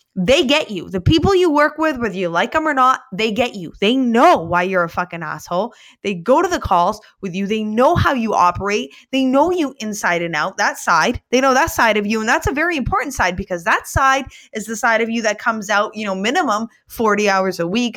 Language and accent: English; Somerset County, Maine, United States; my hometown of, um, Somerset County